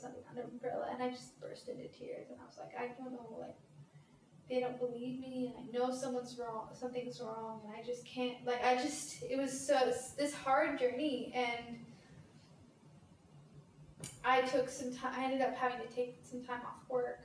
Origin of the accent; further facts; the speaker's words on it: Portland, Oregon, United States; moved away as an adult; also born or lived in France; now in Sydney, Australia; My hometown is Portland, Oregon